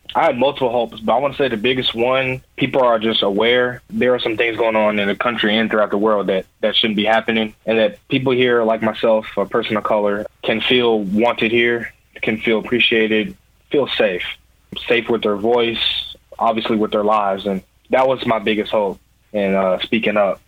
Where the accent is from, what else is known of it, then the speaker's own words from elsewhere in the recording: Louisville, Kentucky, United States; I'm from Louisville, Kentucky. I graduated from Ballard High School. Um, I lived in Louisville all my life.